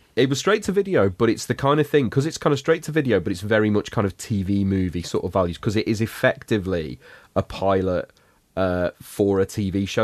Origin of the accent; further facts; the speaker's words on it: United Kingdom; for us kind of British kids watching it growing up